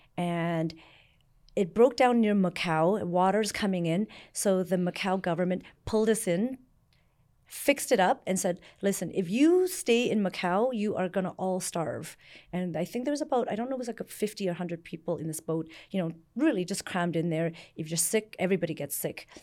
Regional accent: Canada; born or raised there; also born or lived in Vietnam / Hong Kong

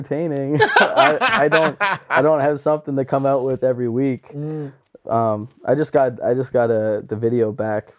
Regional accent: New Glasgow, Nova Scotia, Canada; a lot of people from home, like New Glasgow and Pictou County area

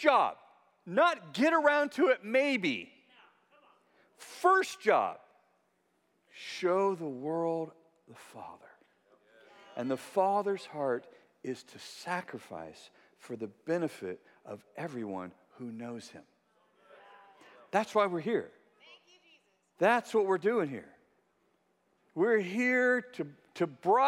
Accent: California, United States; I'm from California

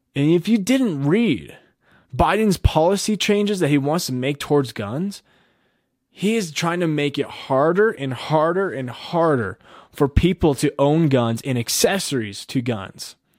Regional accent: United States

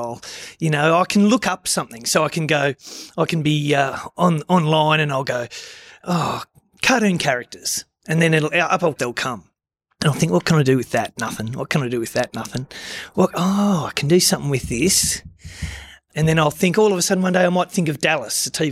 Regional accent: Deniliquin, New South Wales, Australia; I was from Deniliquin.

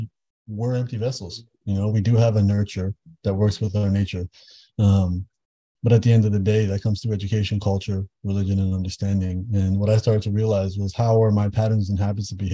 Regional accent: Toronto, Ontario, Canada; I grew up in Toronto, born and raised

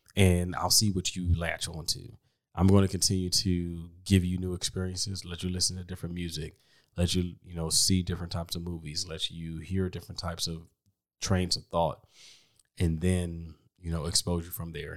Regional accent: Washington, District of Columbia, United States; also born or lived in Chicago; now in Texas, United States; I'm from D C

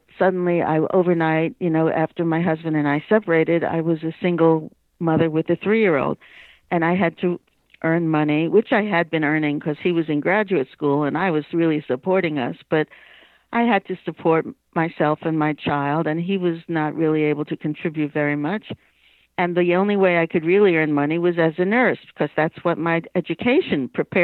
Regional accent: New York City, New York, United States; moved away; I was born, raised, and grew up and lived for 50 years in New York City. But I was raised in Queens

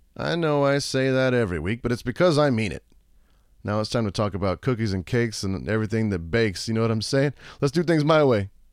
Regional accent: Pleasanton, Texas, United States; also born or lived in San Antonio, Texas / Midland, Texas / Austin, Texas; I grew up, like, half an hour like, east of there, like, Jordanton, Pleasanton kinda area

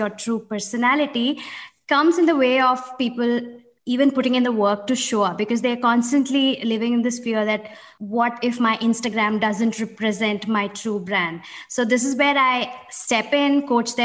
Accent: India; moved away as an adult; now in Amsterdam, Netherlands; I'm an Indian based in Amsterdam

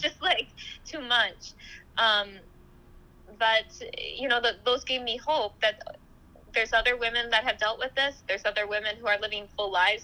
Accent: United States; my family, we've grown up in the U.S. for uh, years

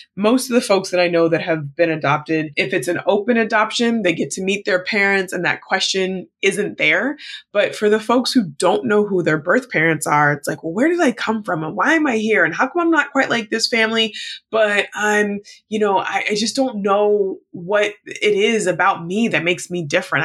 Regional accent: United States; my status as an American, even though being Black American

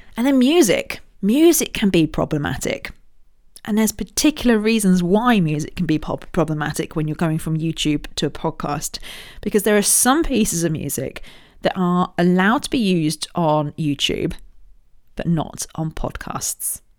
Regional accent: Royal Berkshire, South East England, United Kingdom; I was born in Royal Berkshire.

